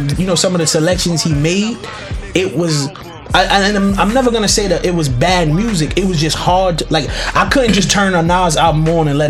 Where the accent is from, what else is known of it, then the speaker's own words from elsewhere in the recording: New York, United States; I'm from New York. I got a lot of New York bias.